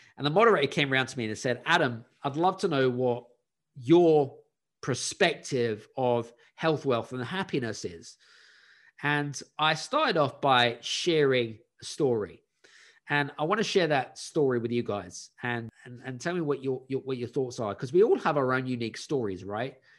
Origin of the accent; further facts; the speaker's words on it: London, United Kingdom; moved away as an adult; also born or lived in Scandinavia; I grew up in West London in a council property, which is state-owned